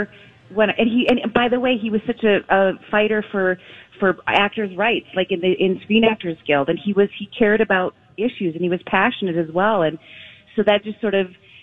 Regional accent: Minnesota, United States; I'm from Minnesota.

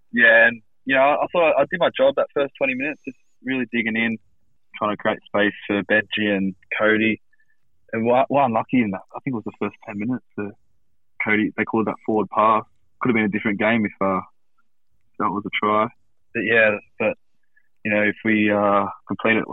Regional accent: Marrickville, New South Wales, Australia; So I'm a proud Matcherville boy. Yeah, grew up in Matcherville, played for Matcherville Tigers

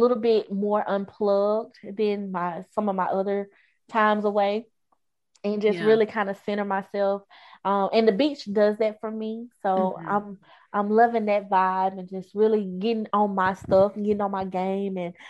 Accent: Hattiesburg, Mississippi, United States; in Mississippi, people here, like where I'm from, Hattiesburg, is very family oriented

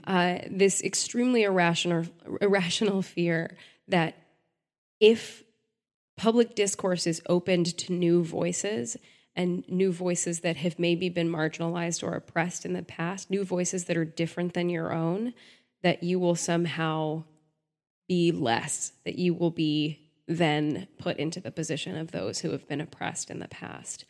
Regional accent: Texas, United States; I grew up in Texas

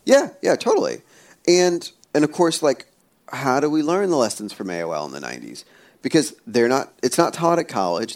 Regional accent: Pennsylvania, United States; I was born in Pennsylvania, but as a kid, we would go back to India to like where my folks were from

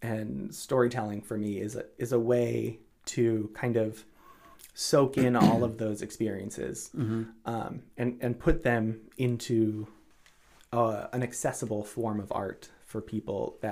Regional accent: Marshfield, Massachusetts, United States; moved away as an adult; also born or lived in Boston / Cape Cod; I grew up in Marshfield.

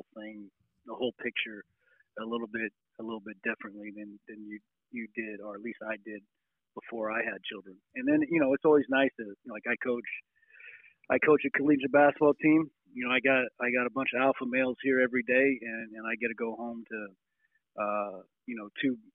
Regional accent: Indiana, United States; represent my home state in the sport that they care so much about

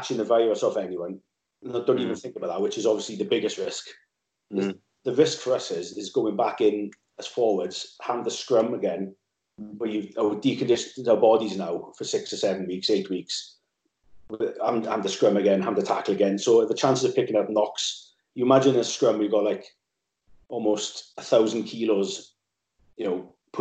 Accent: Swansea Valley, Wales, United Kingdom; moved away as an adult; now in London, United Kingdom; when I grew up in the Valley, I was from Swansea Valley

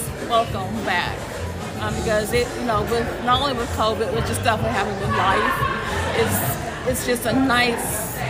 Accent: Tennessee, United States; I'm from Tennessee.

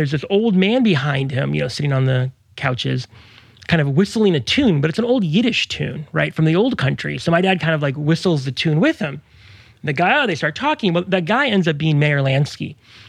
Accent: Mexico; born there; I was born in Mexico.

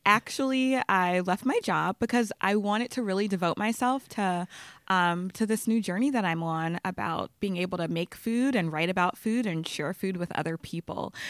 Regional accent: Baton Rouge, Louisiana, United States; moved away as an adult; also born or lived in Los Angeles; now in New York, United States; I grew up in Baton Rouge, Louisiana

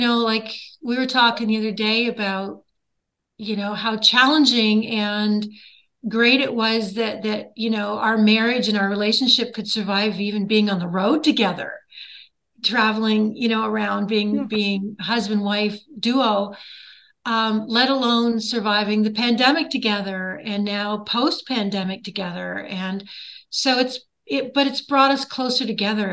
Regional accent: north shore of Lake Erie, Ontario, Canada; moved away as an adult; also born or lived in Nashville; grew up on the north shore of Lake Erie up here in Ontario, Canada

